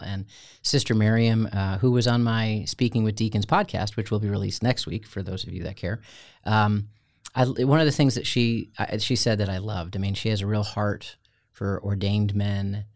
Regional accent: outside of Chicago, Illinois, United States; moved away; also born or lived in Florida; I grew up outside of Chicago

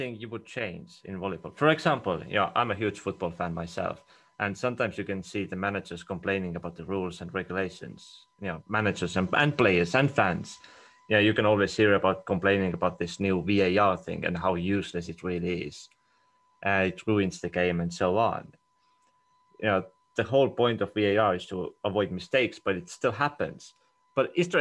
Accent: Võru, Võru County, Estonia; I was born in Vukul. Had to go to school, only 5 minute walk

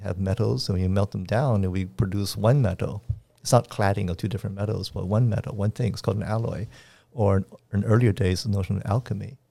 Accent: Washington, District of Columbia, United States; moved away; also born or lived in Arizona / Montreal; I was born in Washington, D C

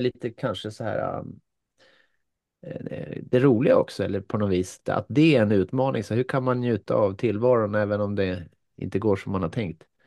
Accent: Finland; now in Sweden; ja, jag är född i Finland, eh, ja. men jag är svensk medborgare sedan 45 år.

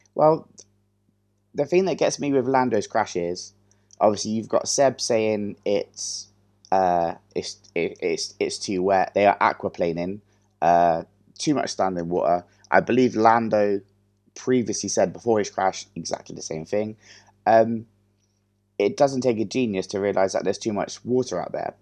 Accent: England, United Kingdom; as an English person

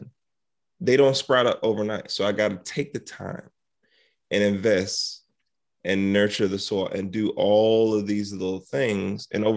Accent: South Carolina, United States; I grew up in South Carolina.

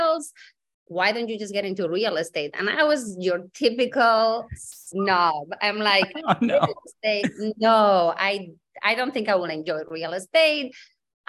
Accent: Santander, Cantabria, Spain; English is a second language; also born or lived in Dublin, Ireland / London, United Kingdom; now in Massachusetts, United States; I'm originally from Spain, born and bred in on the north side of Spain, a small town called Santander

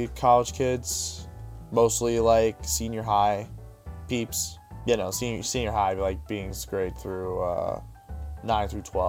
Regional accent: Pittsburgh, Pennsylvania, United States; Yeah, we're from Pittsburgh

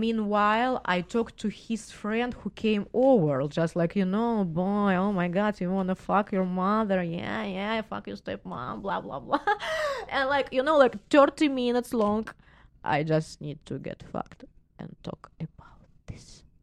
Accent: Moscow, Russia; English is a second language; now in California, United States; I'm from Moscow

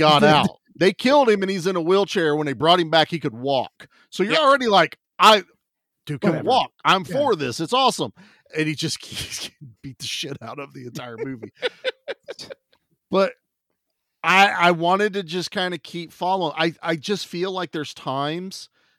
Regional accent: United States; as an American

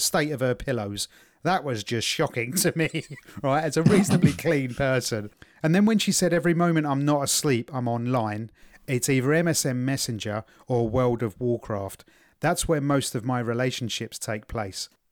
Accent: England, United Kingdom; as an Englishman

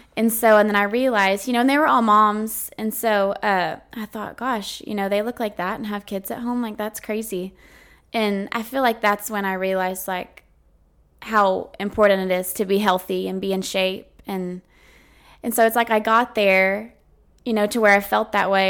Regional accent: Montgomery, Texas, United States; now in Navasota, United States; I was raised in Montgomery, Texas, live in Navasota, Texas

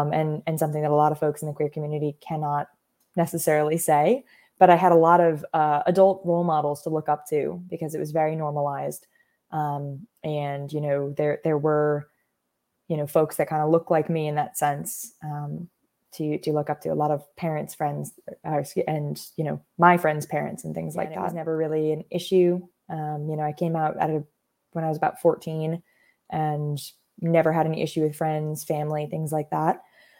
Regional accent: New Jersey, United States; moved away as an adult; also born or lived in Boston; now in the Valley, United States; I'm originally from New Jersey. I grew up in a very, very liberal, progressive area, very diverse.

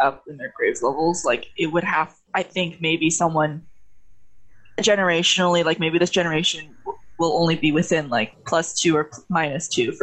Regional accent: United States; I'm from America

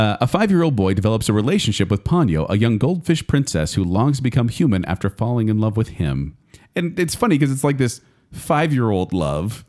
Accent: United States; I say this as an American

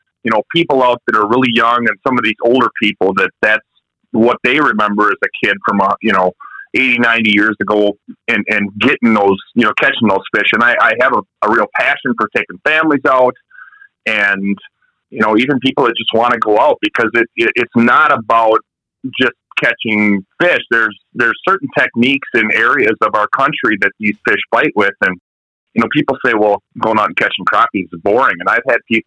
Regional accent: La Crosse, Wisconsin, United States; I grew up in La Crosse, Wisconsin

